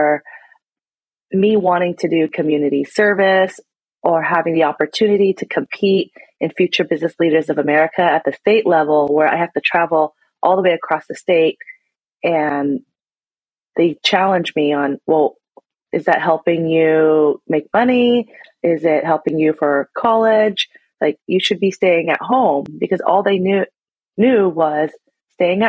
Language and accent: English; Seattle, Washington, United States; My ethnicity, I'm Vietnamese, and then I was born here in Seattle